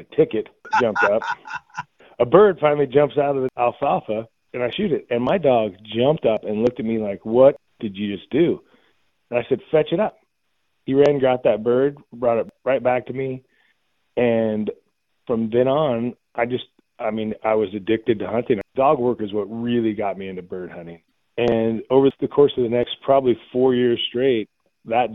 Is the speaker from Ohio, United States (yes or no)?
no; Idaho, United States; I'm born and raised in Idaho.